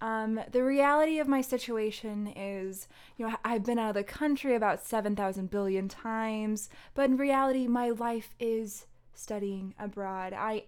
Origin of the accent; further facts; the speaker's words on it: Springfield, Illinois, United States; I'm from Springfield, land of corn, land of Lincoln.